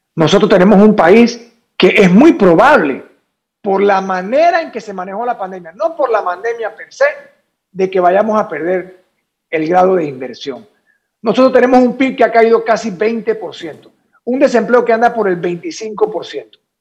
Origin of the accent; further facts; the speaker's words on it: Panama; nosotros como panameños